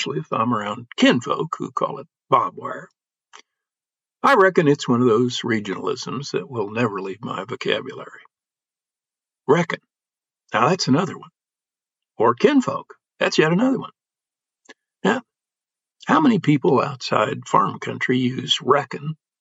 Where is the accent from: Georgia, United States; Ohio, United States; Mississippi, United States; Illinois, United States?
Illinois, United States; Illinois farm country, United States; Growing up in Illinois farm country, I learned a language that city folk are often mystified